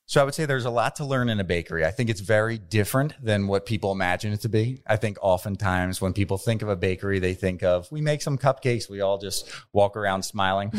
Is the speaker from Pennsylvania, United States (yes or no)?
yes; Bensalem, Pennsylvania, United States; I grew up in Ben's Town. Um, since I was six years old, I lived in Ben Salem